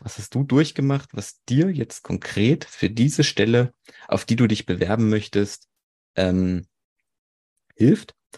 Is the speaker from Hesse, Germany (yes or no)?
no; Erfurt, Thuringia, Germany; 27, komme aus Erfurt